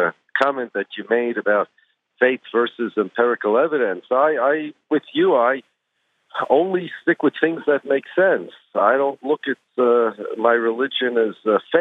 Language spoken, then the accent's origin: English; United States; I'm an American. My family's from Poland.